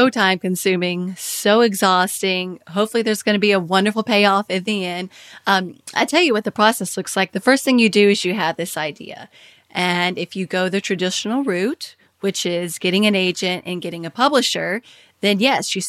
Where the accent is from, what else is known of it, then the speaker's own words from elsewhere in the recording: Kentucky, United States; moved away as an adult; also born or lived in Washington, D.C.; I had moved from Washington, D.C., where I was working with Kiplinger's, to my home state of Kentucky